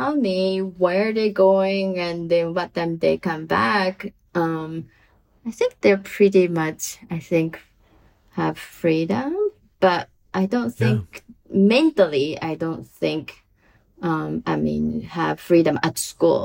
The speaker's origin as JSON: {"language": "English", "country": "Japan", "also_born_or_lived": "New York City, United States / Okayama, Japan", "second_language": "English", "moved": "as an adult", "said": "I'm from Japan"}